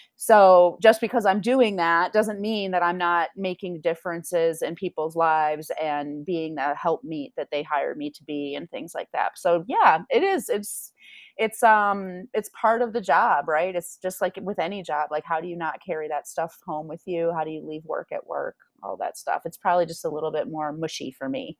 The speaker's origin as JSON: {"language": "English", "town": "Grand Rapids", "region": "Michigan", "country": "United States", "also_born_or_lived": "Spain", "moved": "yes", "lives_now": "Denver, United States", "said": "I'm from Grand Rapids"}